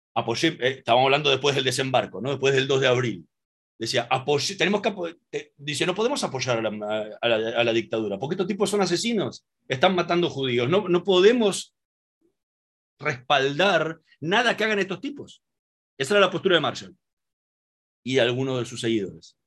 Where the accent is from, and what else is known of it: Argentina